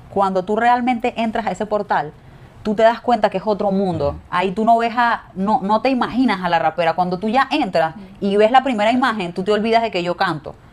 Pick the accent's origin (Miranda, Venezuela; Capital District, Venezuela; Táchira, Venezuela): Miranda, Venezuela; Petare; born there; por lo menos yo nací en Petare